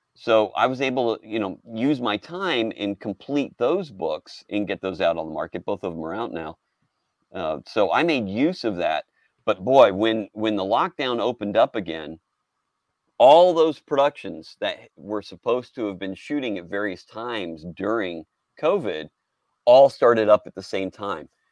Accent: Houston, Texas, United States; I was raised in Houston

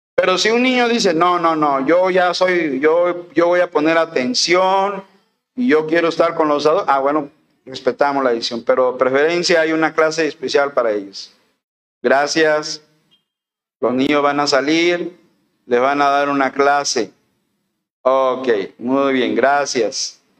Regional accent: Veracruz, Mexico; moved away; en Álamo, Veracruz, en mi tierra

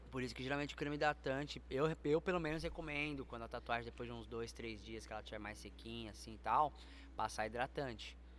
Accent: São Paulo, Brazil; Eu sou daqui de São Paulo.

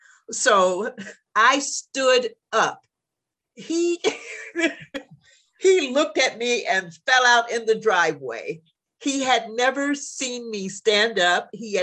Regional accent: Midwest, United States; now in Jacksonville, United States; You have to remember, I came from the Midwest.

